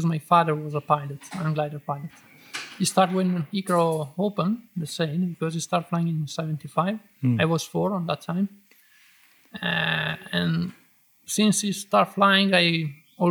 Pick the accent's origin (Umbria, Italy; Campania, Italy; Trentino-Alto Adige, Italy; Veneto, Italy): Trentino-Alto Adige, Italy; English is a second language; moved away; I born in Trentino and I was flying there, my home area